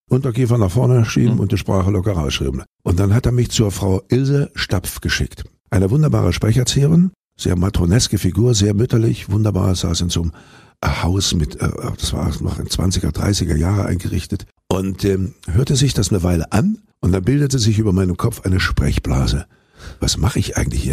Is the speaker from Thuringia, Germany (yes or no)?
yes; Weimar, Thuringia, Germany; moved away as an adult; also born or lived in Fritzlar / East Berlin / Munich / United States; dann bin ich in Weimar aufgewachsen